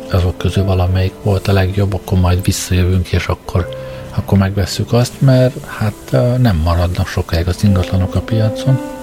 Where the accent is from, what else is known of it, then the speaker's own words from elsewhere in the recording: Hungary; moved away; ha már egyszer magyarok vagyunk